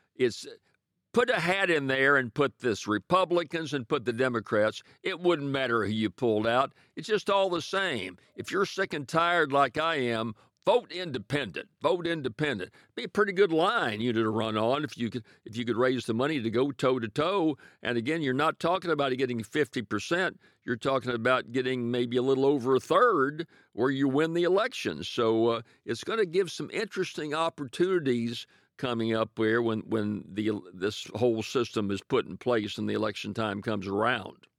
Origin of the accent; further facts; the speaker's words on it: Ferriday, Louisiana, United States; my hometown of Faraday, the Delta Music Museum